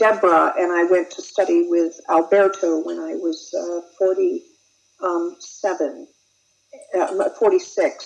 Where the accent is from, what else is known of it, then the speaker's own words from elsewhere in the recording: Charlottesville, Virginia, United States; my hometown of Charlottesville, Virginia